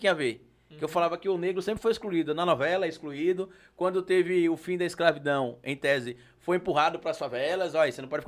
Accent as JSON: {"language": "Portuguese", "town": "Aracaju", "region": "Sergipe", "country": "Brazil", "said": "E quando você pergunta, você é de onde? Eu sou de Aracaju."}